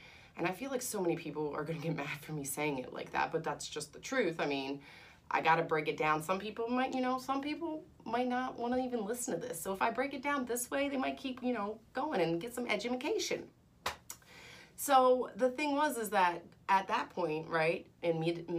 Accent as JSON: {"language": "English", "country": "United States", "said": "I'm American"}